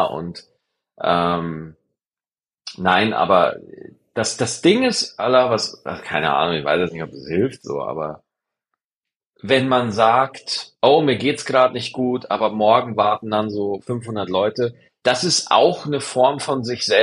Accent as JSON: {"language": "German", "region": "Bavaria", "country": "Germany", "said": "Es gab bei uns in Niederbayern, gab es diese 1-Euro-Partys."}